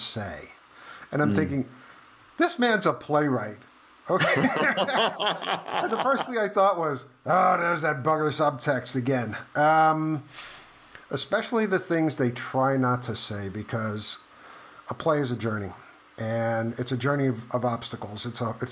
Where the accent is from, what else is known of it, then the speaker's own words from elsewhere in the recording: New York, United States; I grew up in New York. In the 80s